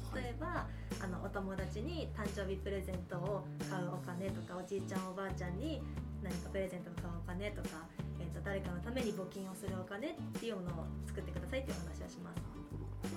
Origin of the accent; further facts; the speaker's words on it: Tomakomai, Hokkaido, Japan; 私も苫小牧です。